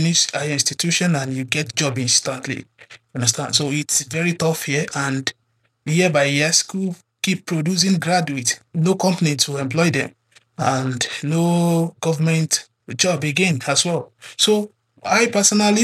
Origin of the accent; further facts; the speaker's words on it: Ilesha, Osun, Nigeria; I'm from Ilesha in Osun State, Nigeria.